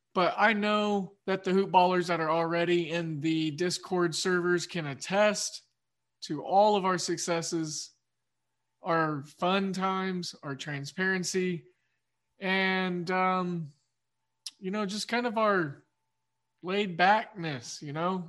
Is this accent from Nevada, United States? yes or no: no; Oklahoma, United States; I'm from Oklahoma